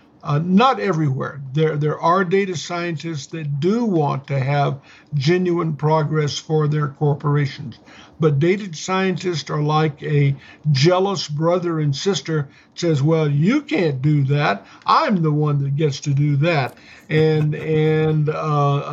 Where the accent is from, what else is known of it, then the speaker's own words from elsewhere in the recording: United States; as an American citizen